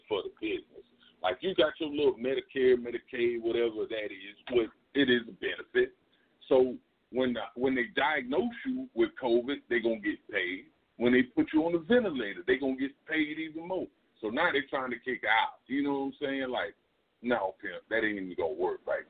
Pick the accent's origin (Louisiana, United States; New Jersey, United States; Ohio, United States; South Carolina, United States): South Carolina, United States; now in Texas, United States; I'm from South Carolina, so I'm back in South Carolina